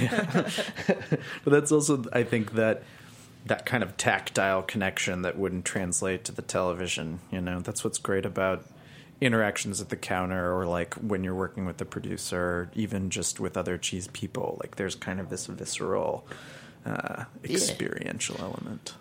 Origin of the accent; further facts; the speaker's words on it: Albuquerque, New Mexico, United States; now in Los Angeles, United States; I live in Los Angeles, but I grew up in Albuquerque, New Mexico